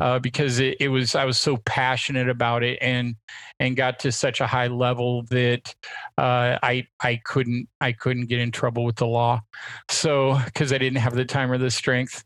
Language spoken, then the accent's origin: English; Portland, Oregon, United States; I grew up in Portland, Oregon, the son of two mountain climbers